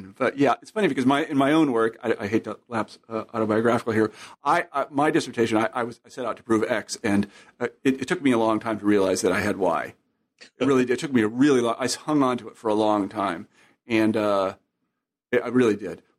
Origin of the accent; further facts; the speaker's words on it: Kansas, United States; I'm from Kansas, so maybe I've been there. I have relatives in Oklahoma.